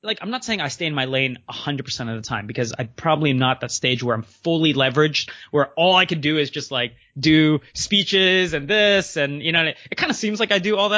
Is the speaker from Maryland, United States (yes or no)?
yes; Maryland, United States; also born or lived in Canada; I grew up in the U.S., even though I'm Canadian, and shout out to Maryland.